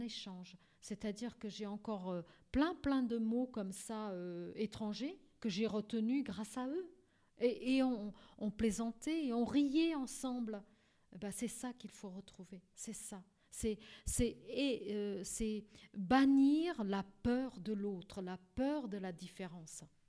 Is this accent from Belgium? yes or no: no; Portugal; now in France; Donc j'ai la double nationalité grâce à mon pays, donc au Portugal.